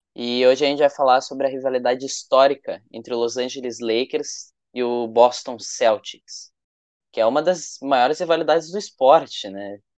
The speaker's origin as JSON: {"language": "Portuguese", "area": "the South", "region": "Rio Grande do Sul", "country": "Brazil", "said": "a gente é do Sul, né? Então aqui tem o tem o Inter e o Grêmio"}